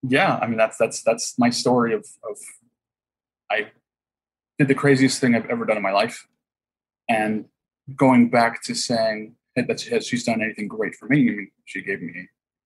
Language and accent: English; Huntington Beach, California, United States; I grew up in Huntington Beach. There's no drive-bys really.